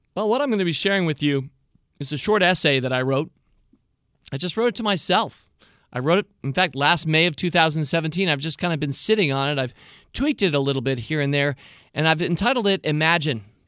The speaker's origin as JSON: {"language": "English", "country": "United States", "said": "I'm an American, so I have an American point of view"}